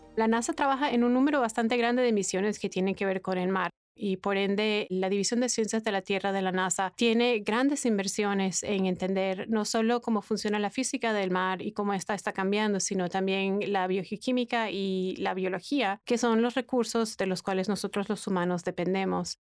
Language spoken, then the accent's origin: Spanish; Venezuela; Yo nací y crecí en Venezuela.